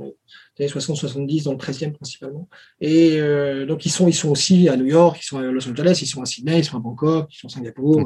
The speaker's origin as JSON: {"language": "French", "town": "Paris", "region": "Île-de-France", "country": "France", "tie": "born or raised there", "also_born_or_lived": "Lyon / China", "moved": "as an adult", "said": "Je suis né à Paris"}